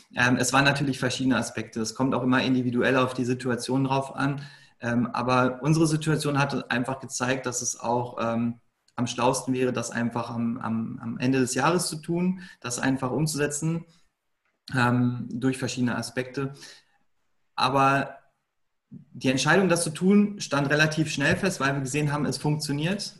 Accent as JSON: {"language": "German", "town": "Lünen", "region": "North Rhine-Westphalia", "country": "Germany", "said": "Ich komme aus Lünen. Ähm, das ist in Nordrhein-Westfalen, eigentlich so mitten aus dem Ruhrpott, kann man sagen."}